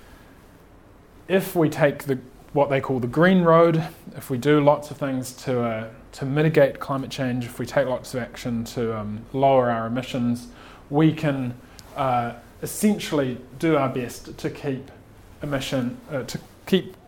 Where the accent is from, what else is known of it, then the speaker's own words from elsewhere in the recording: Napier, Hawke's Bay, New Zealand; moved away as an adult; also born or lived in Michigan, United States / Silicon Valley, United States; now in Christchurch, New Zealand; I grew up in Napier, but moved to Christchurch to study my degree